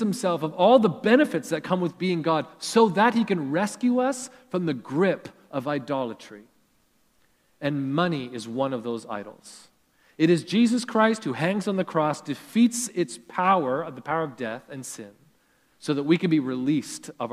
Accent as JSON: {"language": "English", "country": "Canada", "tie": "born or raised there", "said": "growing up in Canada"}